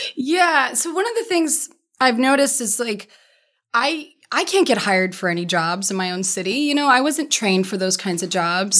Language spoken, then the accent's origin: English; Denver, Colorado, United States; moved away; also born or lived in San Diego / Key West; I'm from Denver and I know every street corner